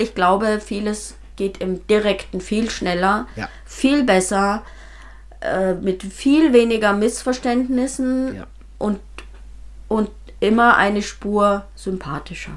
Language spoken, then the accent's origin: German; Bavaria, Germany; also born or lived in Eichstetten bei Freiburg; now in Eichstetten, Germany; ich bin in Bayern geboren und habe ein Volksmusikinstrument gelernt